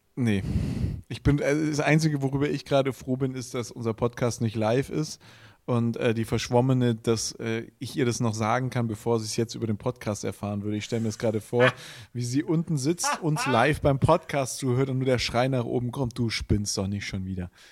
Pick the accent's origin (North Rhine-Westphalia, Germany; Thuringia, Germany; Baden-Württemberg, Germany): Baden-Württemberg, Germany; Villingen-Schwenningen; accent: Swabian; moved away; ich komme ja aus Villingen, Schwenningen und Villingen ist Baden und Schwenningen ist Schwaben. Und ich bin tatsächlich auch noch in Schwenningen geboren